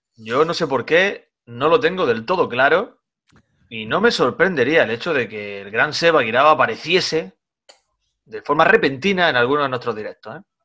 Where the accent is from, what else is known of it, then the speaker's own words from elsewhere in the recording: Granada side of Sierra Nevada, Andalusia, Spain; now in Almería, Spain; llego a mi cortijo, llego a mi pueblo, en el lado granadino de la sierra